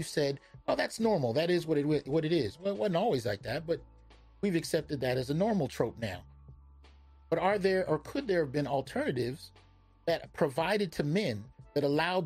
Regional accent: the Bay Area, California, United States; I grew up in the Bay

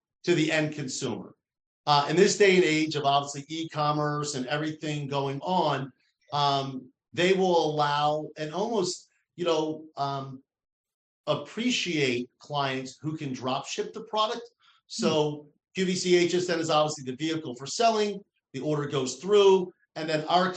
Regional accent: New Jersey, United States; accent: New Jersey; My New Jersey accent just turned to Canadian.

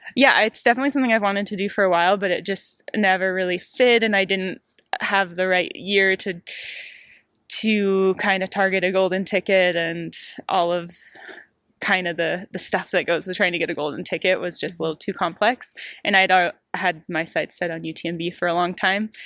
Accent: Maine, United States; moved away as an adult; now in Europe; I'm actually from Maine, so it's pretty far from here.

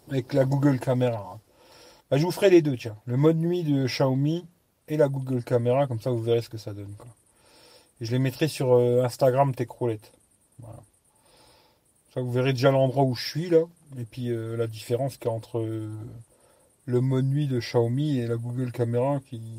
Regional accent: Lyon, Auvergne-Rhône-Alpes, France; born there; Pourtant, je suis né à Lyon. Maintenant, je suis dans un village tranquille, pas de bouchons.

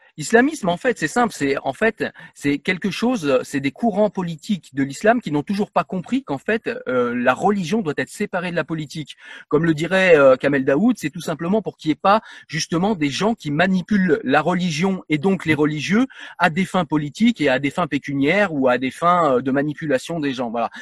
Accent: France; en tant que Français

